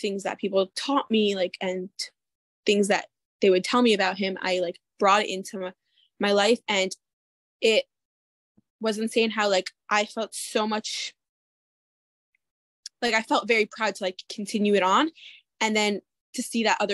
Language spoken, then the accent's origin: English; Mequon, Wisconsin, United States; I am from Mequon, Wisconsin. I lived here almost my entire life. Moved here when I was 6 months